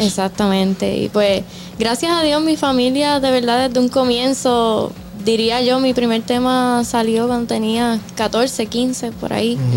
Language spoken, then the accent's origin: Spanish; Puerto Rico; also born or lived in Dominican Republic; yo nací en Puerto Rico. Mi mamá es boricua, pero mi papá es el dominicano. Oh, y desde bien pequeñita vengo para acá